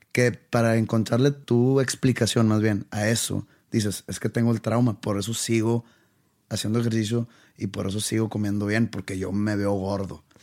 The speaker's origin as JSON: {"language": "Spanish", "town": "Monterrey", "region": "Nuevo León", "country": "Mexico", "tie": "born or raised there", "also_born_or_lived": "Wisconsin", "said": "Cuando yo me fui de Monterrey, me fui a Wisconsin."}